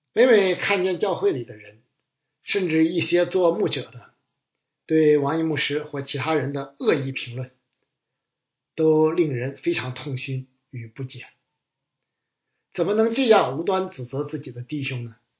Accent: China; 我们中国人更是擅长这类窝里斗，乐此不疲。

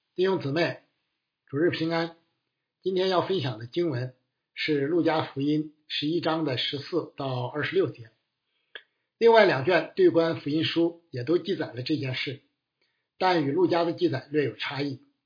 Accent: China; 我们中国人

